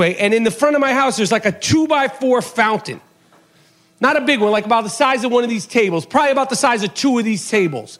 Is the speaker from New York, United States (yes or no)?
yes; New York, United States; now in Los Angeles, United States; I'm from New York.